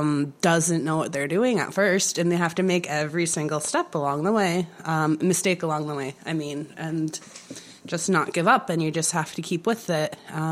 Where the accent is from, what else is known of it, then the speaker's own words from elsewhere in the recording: New York, United States; also born or lived in Los Angeles / Brooklyn; I'm originally from New York. I did start my career out in Los Angeles. I've been back in New York, more so in Brooklyn, working all over for about the last 3.5 years now.